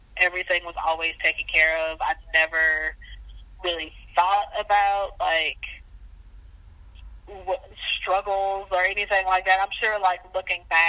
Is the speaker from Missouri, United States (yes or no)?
yes; St. Louis, Missouri, United States; moved away as an adult; also born or lived in Caribbean; now in Mississippi, United States; I grew up in St. Louis, in St. Louis City, for like my entire life.